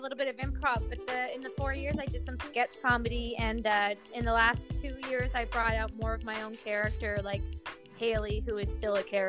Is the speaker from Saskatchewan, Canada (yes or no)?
no; Caledon East, Ontario, Canada; now in Montreal, Canada; from Ontario, a small town called Caledon East. It's so small that when you enter the town, you blink and you are exiting the town.